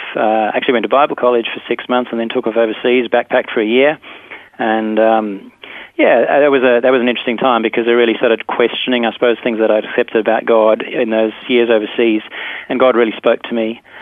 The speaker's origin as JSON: {"language": "English", "country": "South Africa", "tie": "born or raised there", "moved": "yes", "lives_now": "Perth, Australia", "said": "I grew up in South Africa. I grew up on a cattle farm"}